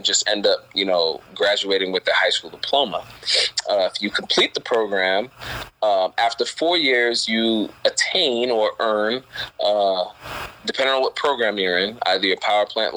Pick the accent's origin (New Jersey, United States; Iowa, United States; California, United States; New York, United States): New York, United States; New York City; I grew up in Brooklyn